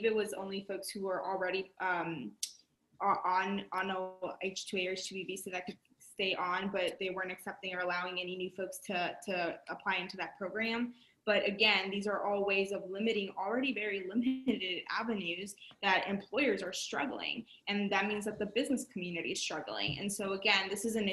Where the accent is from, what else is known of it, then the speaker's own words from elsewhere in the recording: Texas, United States; as a Texan